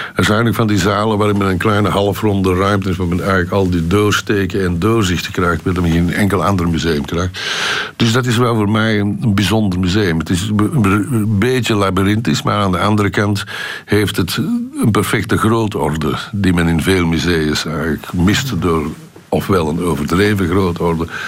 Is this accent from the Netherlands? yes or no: no; Antwerp, Flanders, Belgium; ik als geboren Antwerpenaar